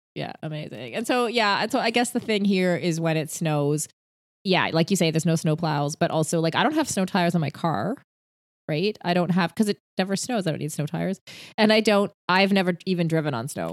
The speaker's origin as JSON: {"language": "English", "country": "United Arab Emirates", "tie": "born or raised there", "said": "I grew up near Dubai"}